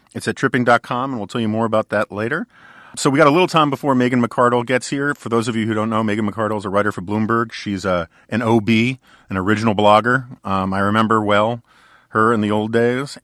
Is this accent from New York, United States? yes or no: yes; New York City, New York, United States; I grew up in New York, we both grew up in New York City